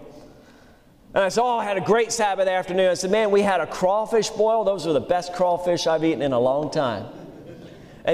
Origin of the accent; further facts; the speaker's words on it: Louisiana, United States; also born or lived in Pennsylvania; I learned to eat crawfish in Louisiana. We moved from Pennsylvania when I was 8 years old